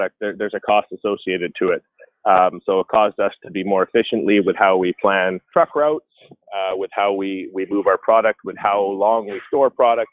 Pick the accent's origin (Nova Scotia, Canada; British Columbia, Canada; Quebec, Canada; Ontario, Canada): British Columbia, Canada; now in Calgary, Canada; I'm actually from British Columbia, so I have family and friends throughout the greater Vancouver area, as well as in the interior of BC